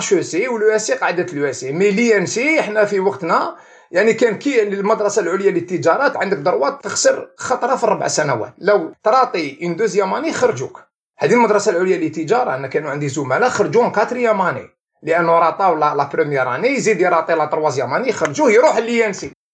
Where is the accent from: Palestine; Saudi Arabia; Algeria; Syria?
Algeria; Algiers, Algiers Province; also born or lived in Belouizdad, Algiers / Dely Ibrahim; أنا كبرت في حلب نعكنون، بعدين انتقلت إلى دار إبراهيم